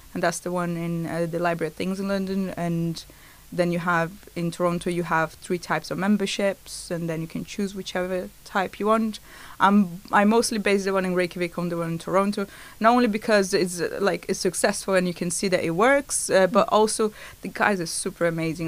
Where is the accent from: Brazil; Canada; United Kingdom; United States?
Brazil; moved away; I'm from Brazil